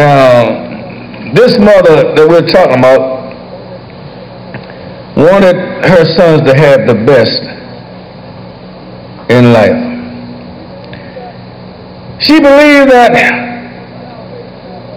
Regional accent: Washington, District of Columbia, United States; I was born and raised right here in Southwest Washington

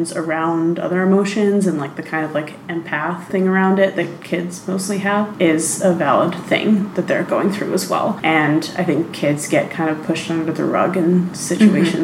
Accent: New York City, New York, United States; I grew up in New York City

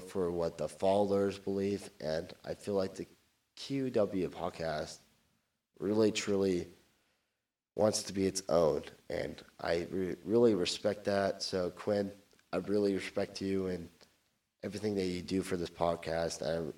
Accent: California, United States; I'm from Orange County, so there's a lot of podcasts out there

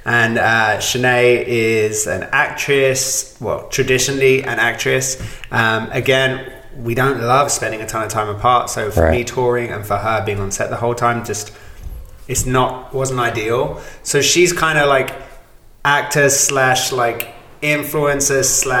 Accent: London, United Kingdom; moved away as an adult; also born or lived in Los Angeles, United States; now in Nashville, United States; I'm originally from Southeast London.

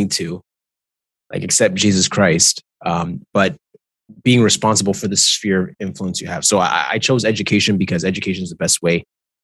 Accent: Canada; I am a Canadian. My mom is Trinidadian. My dad is Jamaican, but I'm Canadian to the bone.

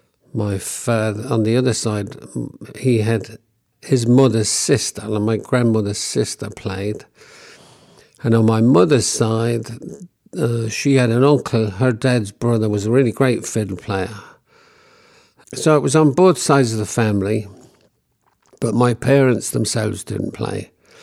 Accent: London, United Kingdom; And I was born in 1950 in Hackney in the East End of London. So I grew up there with my parents in a household that had a great love for traditional Irish music

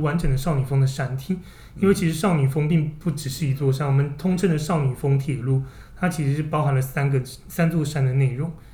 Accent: Taiwan; 我们台湾人

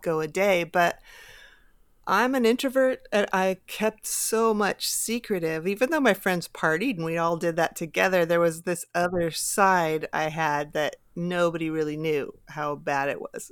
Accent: Bay Area, California, United States; I grew up here in the Bay Area

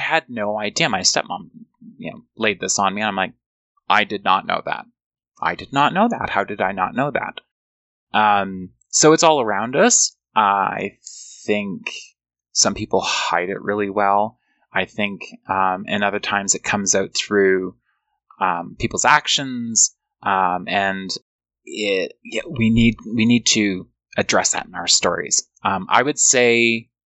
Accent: Canada; also born or lived in United States; Growing up in Canada

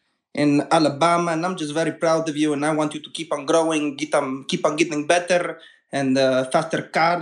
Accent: Italy; I am from Italy.

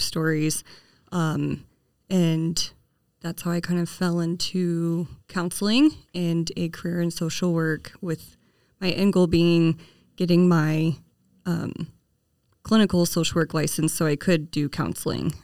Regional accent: Kansas, United States; moved away as an adult; now in Hardin, United States; I was born and raised in Kansas, and I moved to Montana after I married my husband

